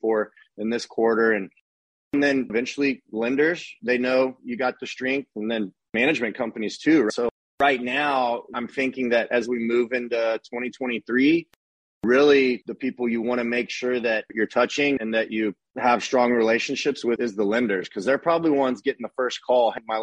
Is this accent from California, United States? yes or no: no; Austin, Texas, United States; now in Dallas, United States; I grew up in Austin